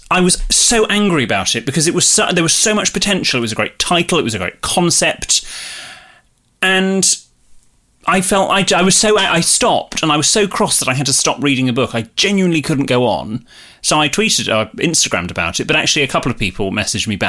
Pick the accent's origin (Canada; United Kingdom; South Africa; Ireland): United Kingdom; Bristol, South West England; also born or lived in West London; now in London, United Kingdom; I'm from Bristol